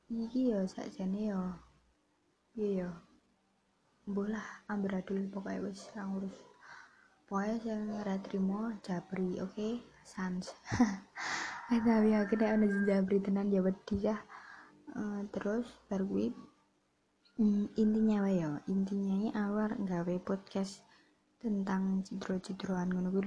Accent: Java, Indonesia; accent: medok (Javanese); Jadi ya maklumi gue nek wong medok ngene iki ya wong Jawa asli ya bro uh, eh, tidak ada campuran apapun

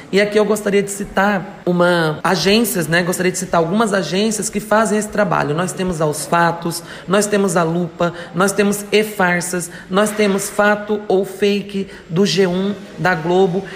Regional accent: interior of Mato Grosso, Brazil; now in Tupã, Brazil; sou do interior de Mato Grosso, atualmente resido aqui em Tupã, no interior de São Paulo há mais de cinco anos.

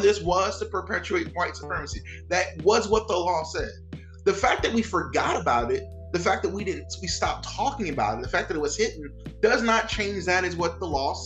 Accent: Crowley, Louisiana, United States; moved away as an adult; now in New Orleans, United States; I was born in Crowley, Louisiana, which is a small rural town in Southwest Louisiana

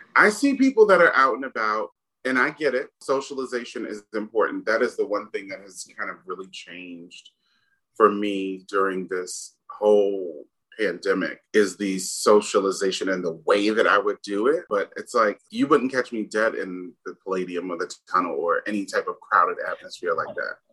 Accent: New York City, New York, United States; I grew up in New York City, born in the 70s, raised

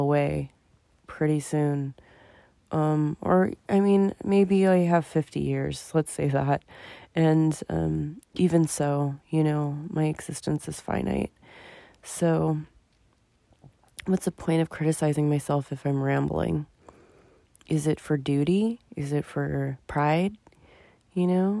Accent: United States; me as an American

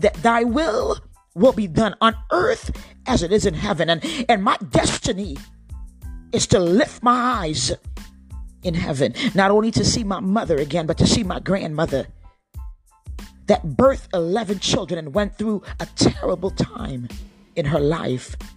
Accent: Cape May County, New Jersey, United States; moved away; I grew up in Cape May County

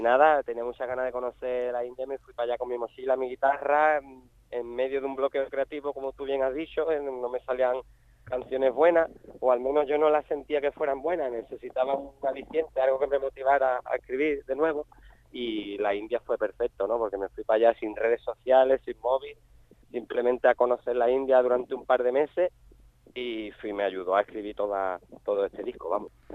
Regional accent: Jerez de la Frontera, Andalusia, Spain; moved away as an adult; now in Chiclana de la Frontera, Spain; yo ya hace ya 5 o 6 años que me fui de Jerez de la frontera, me fui a, otro pueblecito que hay aquí en Cádiz, que sé que es Chiclana, de la frontera

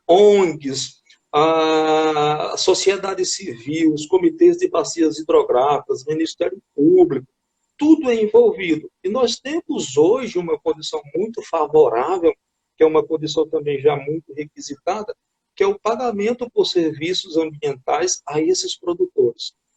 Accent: Patos, Paraíba, Brazil; moved away as an adult; also born or lived in Lavras, Minas Gerais; Eu sou paraibano, nascido em Patos, me formei em 1994 em Engenharia Florestal, na antiga UFPB

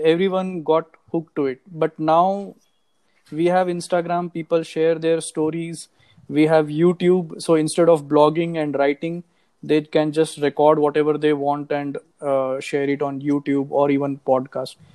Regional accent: Nagpur, Maharashtra, India; moved away as an adult; also born or lived in Singapore; now in Hyderabad, India; I am basically from Nagpur

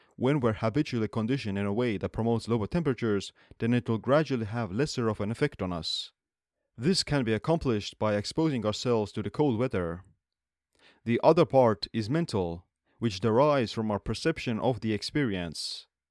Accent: Estonia; I'm born and raised in Estonia, where saunas have been a part of the culture for centuries.

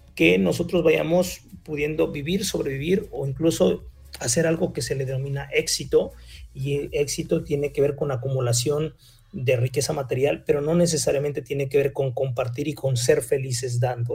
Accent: Mexico; como buenos mexicanos

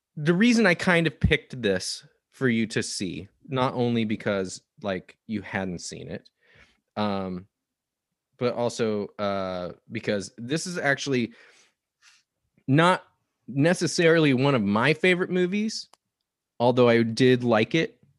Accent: Nebraska, United States; now in Portland, United States; I grew up in Nebraska

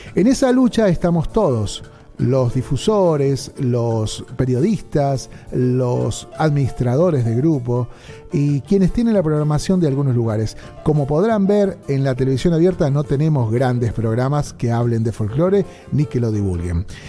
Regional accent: Paso del Rey, Buenos Aires Province, Argentina; Mi infancia la pasé en Paso del Rey

